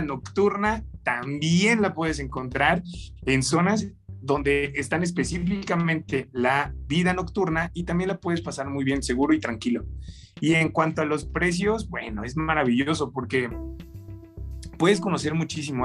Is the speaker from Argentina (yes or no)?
no; Mexico; nosotros los mexicanos